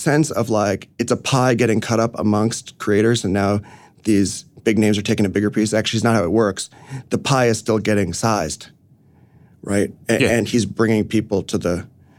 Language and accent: English; New York City, New York, United States; No, I grew up in the city, but I grew up on Roosevelt Island, actually.